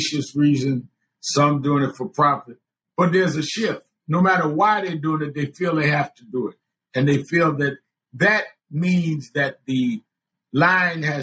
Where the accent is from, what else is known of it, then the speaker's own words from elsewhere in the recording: New York City, New York, United States; also born or lived in Hollis, Queens; I was from Brooklyn